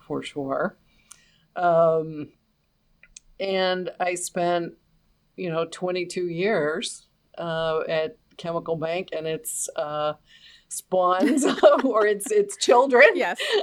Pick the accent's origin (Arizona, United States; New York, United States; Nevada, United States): New York, United States; New York City; I grew up in New York City